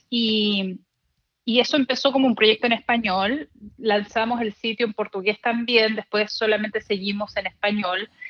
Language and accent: Spanish; Chile; also born or lived in El Paso, United States / Miami, United States; Yo desde que me acuerdo soy bilingüe porque en El Paso, que fue donde nací, mis padres hablaban en español en la casa, de ahí nos mudamos a Miami y mis padres, que son chilenos, querían regresar a Chile. Y en Chile fui a un colegio americano